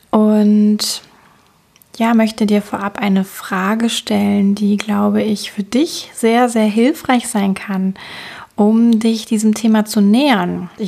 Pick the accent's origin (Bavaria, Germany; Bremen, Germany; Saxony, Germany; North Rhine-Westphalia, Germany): North Rhine-Westphalia, Germany; Cologne; Ich komme aus Köln und ich freue mich, dass du von wo auch immer du gerade einschaltest, heute mit dabei bist